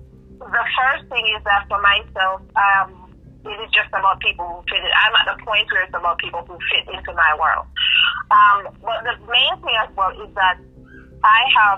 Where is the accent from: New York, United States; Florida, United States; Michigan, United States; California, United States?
Florida, United States; I was born and raised in Florida.